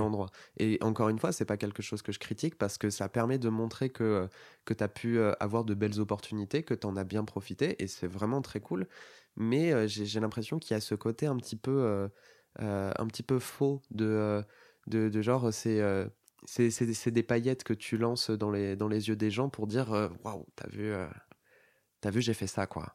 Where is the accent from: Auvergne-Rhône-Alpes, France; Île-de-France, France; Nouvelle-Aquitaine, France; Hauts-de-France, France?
Nouvelle-Aquitaine, France; Bordeaux; now in Paris, France; j'étais de Bordeaux à la base